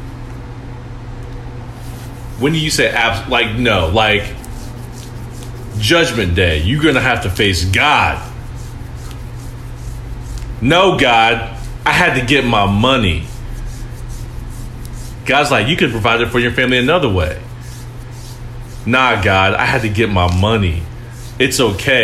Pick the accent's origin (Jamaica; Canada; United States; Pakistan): United States; Ohio; I'm from Ohio.